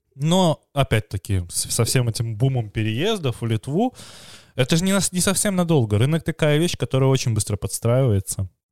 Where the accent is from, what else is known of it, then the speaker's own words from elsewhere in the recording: Belarus; как белорусы мы хорошо понимаем украинский